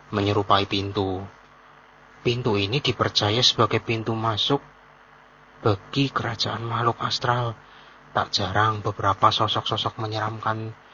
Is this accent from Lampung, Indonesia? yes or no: no; Purwokerto, Central Java, Indonesia; dan saya dari Purwokerto